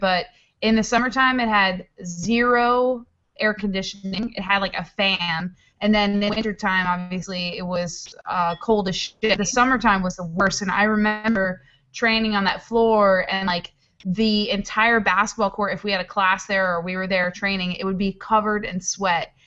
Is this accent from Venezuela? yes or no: no; East Coast, United States; I'm from the East Coast